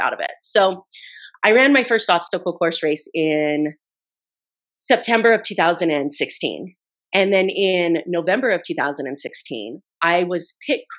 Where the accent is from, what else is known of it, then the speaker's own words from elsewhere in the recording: Idaho, United States; I grew up in Idaho